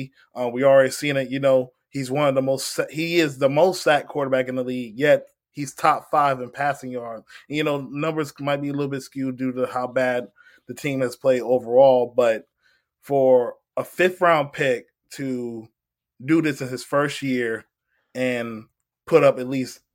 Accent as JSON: {"language": "English", "region": "Virginia", "country": "United States", "said": "I'm from Virginia, and I'm not really from the DMV. I'm more like the 757"}